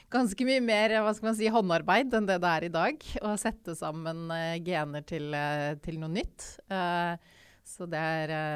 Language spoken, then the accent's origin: Norwegian; Oslo, Norway; also born or lived in Tromsø; Jeg er født og oppvokst i Oslo.